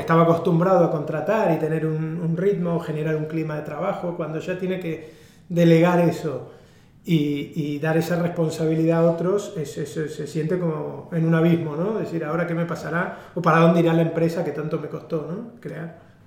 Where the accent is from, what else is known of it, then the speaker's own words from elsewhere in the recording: Argentina; soy argentino, que eso creo que ya se nota cuando me escuchan